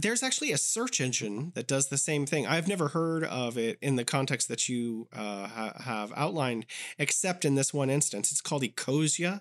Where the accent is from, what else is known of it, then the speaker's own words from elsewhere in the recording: United States; now in China; being an American living in China